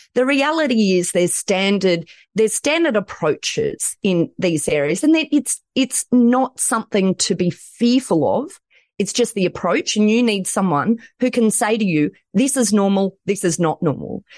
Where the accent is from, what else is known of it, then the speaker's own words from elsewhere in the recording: Australia; accent: Aussie; I'm in Australia